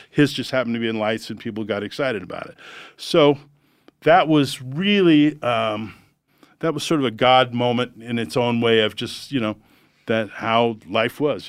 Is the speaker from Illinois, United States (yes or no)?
no; Los Angeles, California, United States; also born or lived in Santa Monica, California / Hollywood, California; I grew up in Encino, California